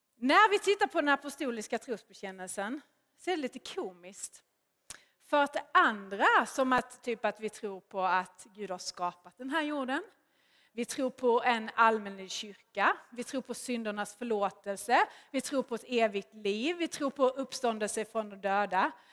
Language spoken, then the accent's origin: Swedish; Skåne, Sweden; accent: Scanian; jag är ju skåning, hör ni ju